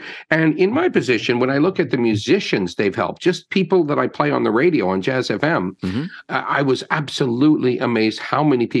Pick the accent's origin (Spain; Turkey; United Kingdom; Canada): Canada; North Bay, Ontario; I just always feel like I'm some kid from North Bay who got lucky and came down here